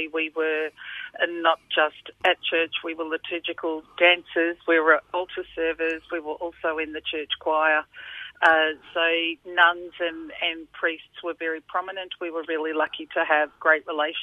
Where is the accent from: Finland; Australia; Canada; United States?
Australia; Hawthorne; also born or lived in Fiji; I'm from Hawthorne, I'm Australian.